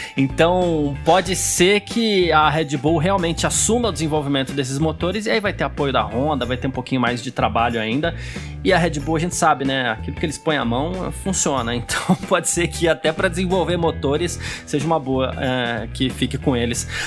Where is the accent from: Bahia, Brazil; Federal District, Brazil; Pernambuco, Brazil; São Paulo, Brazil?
São Paulo, Brazil; eu cresci no bairro italiano em São Paulo